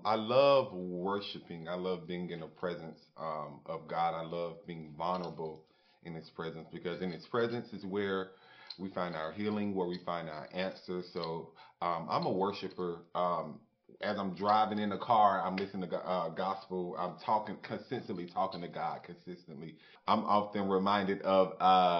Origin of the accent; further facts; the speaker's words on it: Jacksonville, Florida, United States; I'm born and raised in Jacksonville, Florida